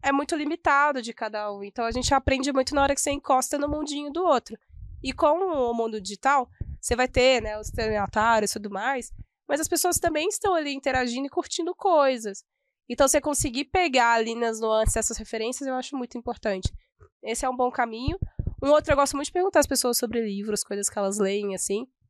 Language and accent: Portuguese; Minas Gerais, Brazil; como uma boa mineira